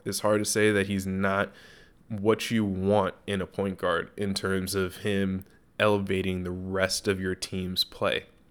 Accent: Los Angeles, California, United States; my hometown

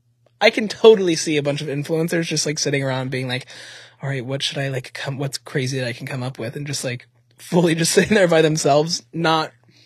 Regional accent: Charlotte, North Carolina, United States; now in Los Angeles, United States; my hometown in Charlotte

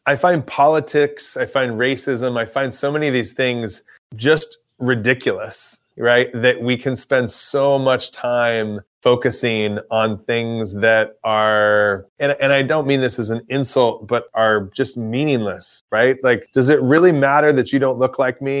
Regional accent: Los Angeles, California, United States; I'm from Los Angeles

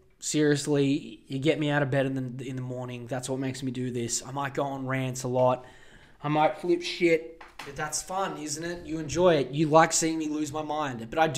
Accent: Australia; I don't care that I'm from Australia.

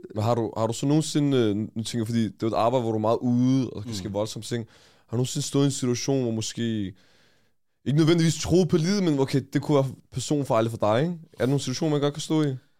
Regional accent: Amager, Capital Region of Denmark, Denmark; jeg er fra Amager

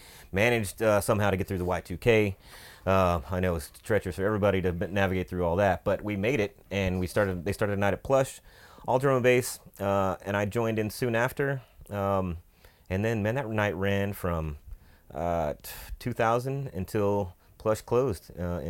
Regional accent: Odessa, Texas, United States; moved away as an adult; now in Austin, United States; I grew up in Odessa, Texas, the country

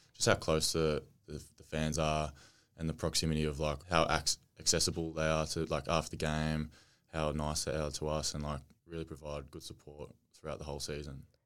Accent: Australia; growing up in Australia early on, rep footy

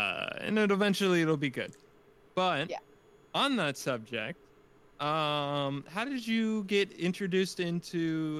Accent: Atlanta, Georgia, United States; As a Georgia fan, because I'm from the Atlanta area.

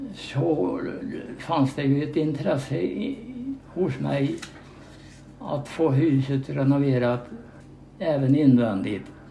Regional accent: Knön, near Mårbacka, Värmland, Sweden; där eh, växte jag upp och gick i skola i Östhamby skola

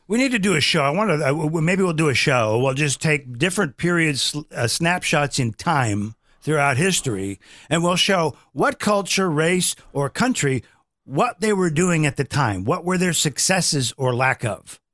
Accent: Omaha, Nebraska, United States; we grew up in Omaha, Nebraska

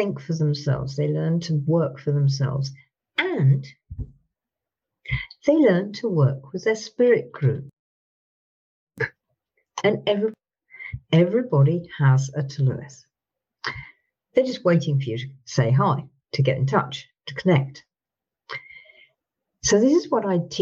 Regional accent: England, United Kingdom; I'm from Britain.

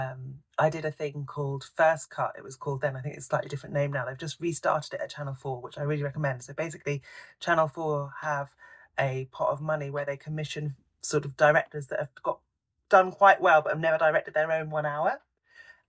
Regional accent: London, United Kingdom; I grew up in London and I still live in London

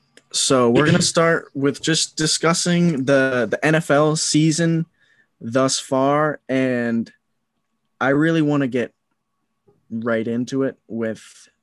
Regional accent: Plymouth, Massachusetts, United States; I'm from Plymouth. We're all from Plymouth. We all grew up right down the street from each other.

